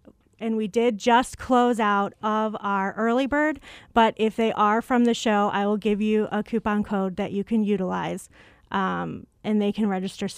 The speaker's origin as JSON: {"language": "English", "town": "Chicago", "region": "Illinois", "country": "United States", "accent": "Chicago", "said": "When I came to ASU, I moved here from Chicago. Some people might catch the accent."}